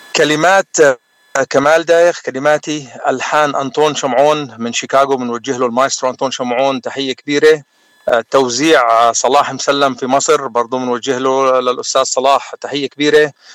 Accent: Jwaya, South Governorate, Lebanon; now in San Antonio, United States; انا من جويه من الجنوب اللبناني وصار لي بالاغتراب اكثر من 30 سنه

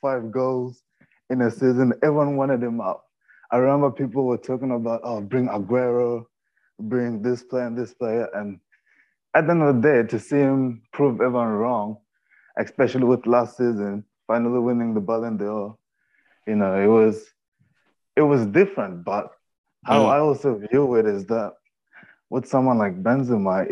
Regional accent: South Africa; also born or lived in Madrid, Spain; I was born in Spain, but I'm South African, so I moved back to South Africa, but I was born in Madrid.

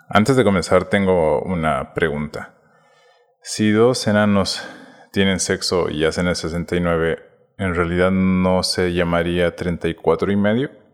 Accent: Bolivia; como buen boliviano

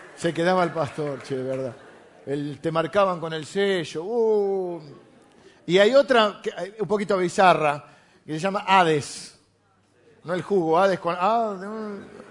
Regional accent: La Plata, Buenos Aires Province, Argentina; yo nací en La Plata

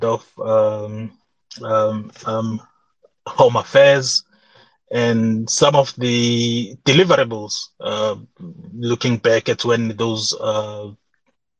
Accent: South Africa; as a South African

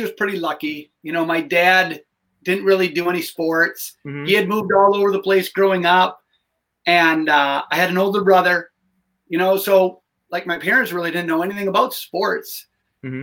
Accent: Madison, Wisconsin, United States; I grew up in Madison

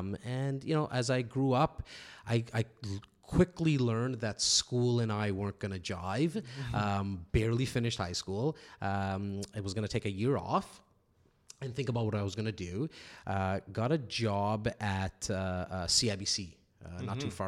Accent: Toronto, Ontario, Canada; born and raised in Toronto, in a little on the north side, a little city called Rexdale, mm-hmm. What a lot of people know of as Etobicoke. Parents came here from India about 1972.

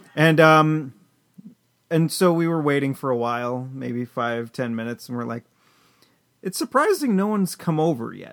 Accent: Chelmsford, Massachusetts, United States; we grew up here in Chelmsford.

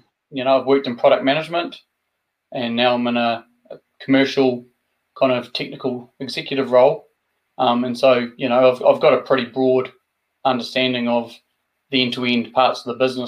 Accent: Invercargill, Southland, New Zealand; also born or lived in West Auckland, New Zealand; I was brought up in West Auckland and then migrated down to the deep south of Invercargill. So that's where I spent my schooling years

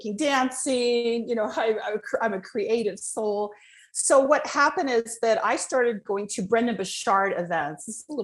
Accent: Los Angeles, California, United States; I was born in Hollywood.

